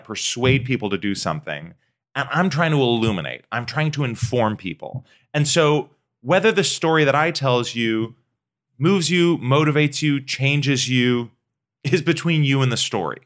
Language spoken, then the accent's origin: English; Pacific Northwest, United States; I grew up in the Pacific Northwest